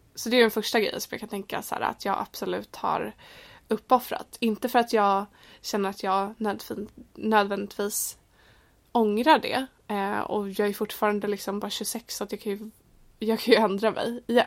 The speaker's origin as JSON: {"language": "Swedish", "country": "Sweden", "moved": "as an adult", "lives_now": "London, United Kingdom", "said": "jag var från Sverige"}